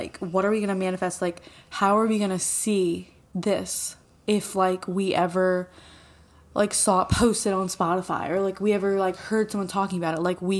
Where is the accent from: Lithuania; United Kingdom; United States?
United States; Pennsylvania; moved away as an adult; now in New Jersey, United States; Oh, I'm literally from Pennsylvania.